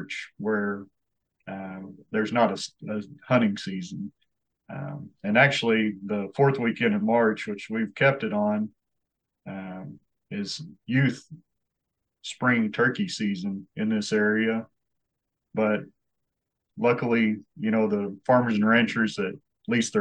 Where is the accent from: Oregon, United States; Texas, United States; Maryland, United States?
Texas, United States; Sweetwater; I was born and raised here in Sweetwater